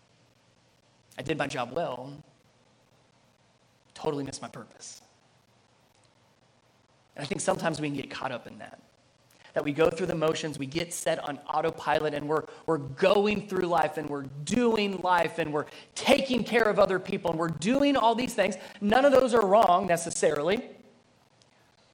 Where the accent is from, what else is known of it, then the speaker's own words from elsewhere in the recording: Cincinnati, Ohio, United States; I grew up in Cincinnati, Ohio area